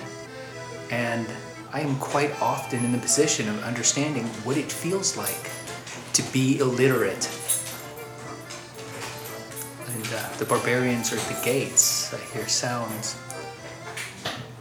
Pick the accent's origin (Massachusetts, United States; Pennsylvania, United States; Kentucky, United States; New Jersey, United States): Kentucky, United States; Louisville; I'm 38 years old, and I'm from Louisville, Kentucky